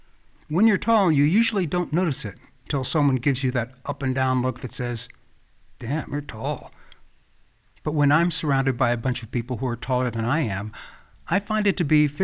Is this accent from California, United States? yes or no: yes; Los Angeles, California, United States; first language English; moved away as an adult; now in Phuket, Thailand; In December of 2016, I traveled from my hometown of Los Angeles, California, to Phuket, Thailand. 3.5 years later, I'm still here.